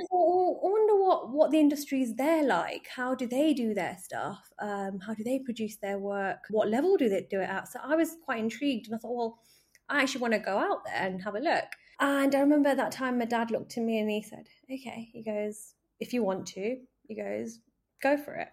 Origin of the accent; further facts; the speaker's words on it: Manchester, North West England, United Kingdom; moved away as an adult; also born or lived in Wolverhampton; I'm originally from Manchester. That was where I was born and brought up